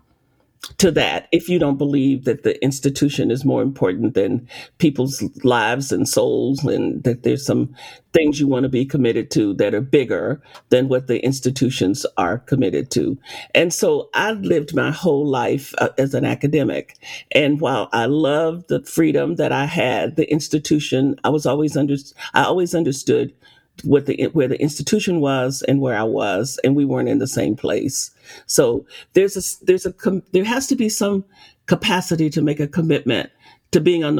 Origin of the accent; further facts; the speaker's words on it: Arkansas, United States; I grew up picking cotton in Arkansas